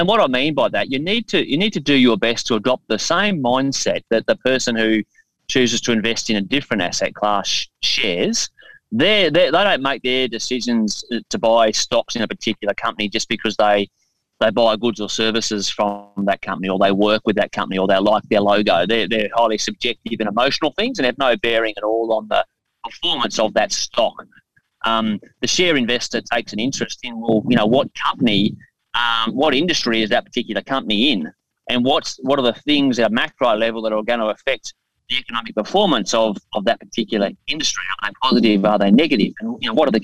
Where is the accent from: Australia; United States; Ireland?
Australia; Brisbane, Queensland; my hometown of Brisbane